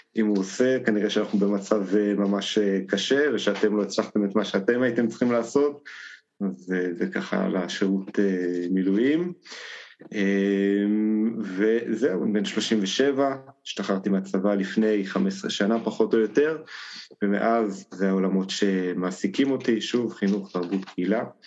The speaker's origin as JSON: {"language": "Hebrew", "country": "Israel", "said": "אני מגיע מקיבוץ אה, גש"}